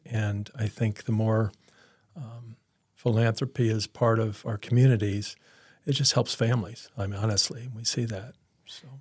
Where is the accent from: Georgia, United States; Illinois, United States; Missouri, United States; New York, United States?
Illinois, United States; Peoria; I grew up in Peoria